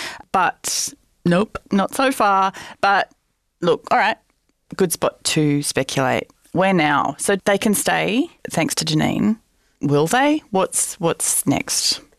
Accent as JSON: {"language": "English", "country": "Australia", "said": "we know we're Australian"}